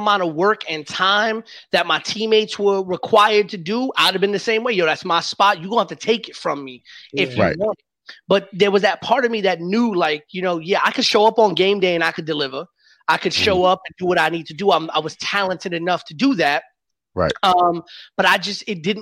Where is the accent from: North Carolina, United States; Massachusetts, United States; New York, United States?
New York, United States; New York City; I grew up in the Bronx